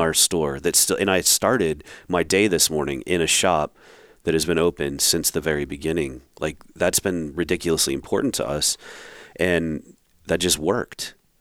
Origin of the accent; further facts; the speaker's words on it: Rhode Island, United States; moved away; I grew up in Rhode Island